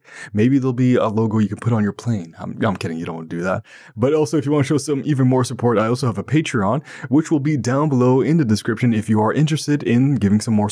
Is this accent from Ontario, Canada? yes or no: yes; Ottawa, Ontario, Canada; I'm from Canada and from Ottawa, Ontario, the national capital of Canada